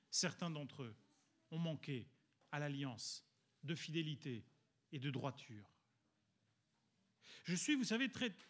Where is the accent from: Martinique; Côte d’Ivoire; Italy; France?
Italy; étant donné que je suis italien et mon collègue aussi